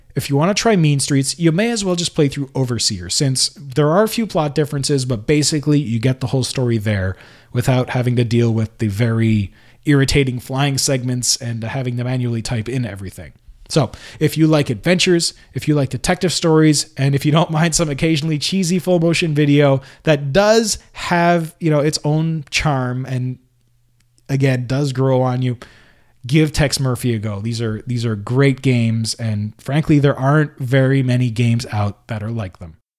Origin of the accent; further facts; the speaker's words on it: Canada; I was born in Canada and I always kind of lived in a place where I spoke the language